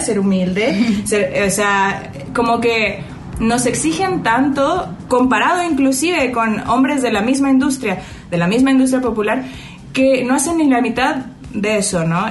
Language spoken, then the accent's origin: Spanish; Mexico; also born or lived in Chile; crecí aquí